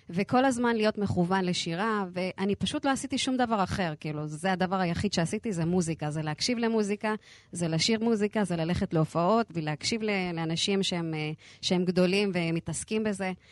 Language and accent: Hebrew; Lod, Central District, Israel; נכון, גדל, גדלתי בפריפריה.